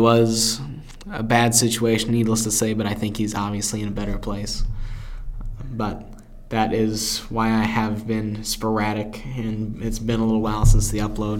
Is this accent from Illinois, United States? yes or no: yes; Carbondale, Illinois, United States; he's about 20 minutes away from me in my hometown